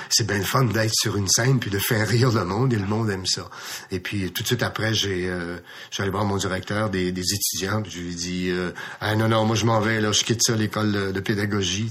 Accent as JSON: {"language": "French", "town": "Farnham", "region": "Quebec", "country": "Canada", "said": "dans ma ville, je viens de Farnham"}